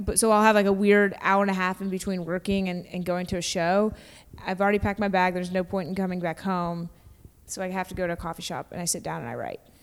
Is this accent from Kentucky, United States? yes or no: yes; Kentucky, United States; I grew up in Kentucky